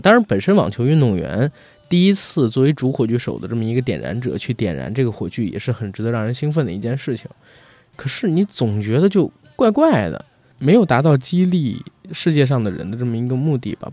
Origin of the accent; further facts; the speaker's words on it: Beijing, China; 我觉得奥运会是我这一代的在北京生活的孩子心里边儿一个巨大的情节